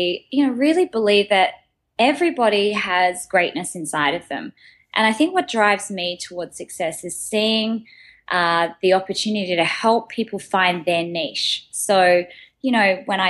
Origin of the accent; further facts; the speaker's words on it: Sydney, New South Wales, Australia; moved away as an adult; now in New York, United States; I'm from Australia and moving over to New York and having to start again